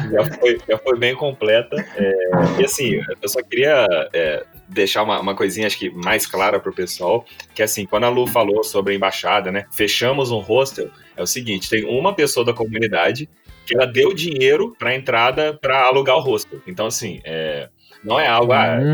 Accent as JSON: {"language": "Portuguese", "town": "Barra Mansa", "region": "Rio de Janeiro", "country": "Brazil", "said": "eu sou de Barra Mansa, que também fica no sul fluminense"}